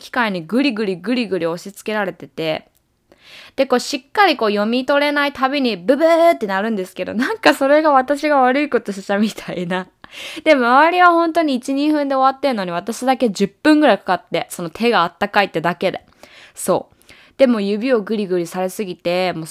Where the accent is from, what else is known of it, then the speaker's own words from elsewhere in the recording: Japan; now in United States; まあ私はアメリカ人でもないし、日本国籍なので、まあアメリカに住むとしたら、ビザっていうのを持つか、あとは永住権をゲットするっていう選択肢しかないんですよね。